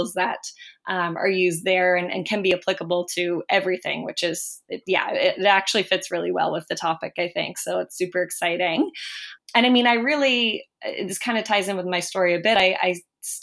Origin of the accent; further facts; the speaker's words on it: Sydney, Nova Scotia, Canada; moved away as an adult; now in Halifax, Canada; I grew up in Sydney, Nova Scotia in Cape Breton. And I've been in Halifax